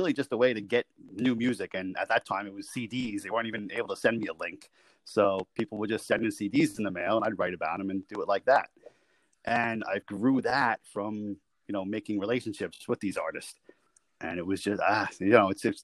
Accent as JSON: {"language": "English", "town": "New York City", "region": "New York", "country": "United States", "tie": "born or raised there", "also_born_or_lived": "North Carolina", "said": "I'm from New York City, so born and raised here"}